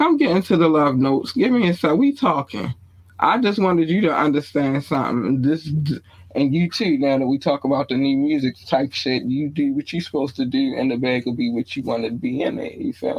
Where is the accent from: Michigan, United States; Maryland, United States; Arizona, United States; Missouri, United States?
Maryland, United States; Baltimore; also born or lived in North Carolina; I was not born in Baltimore. I've been raised in Baltimore. North Carolina birthed me, Baltimore raised me.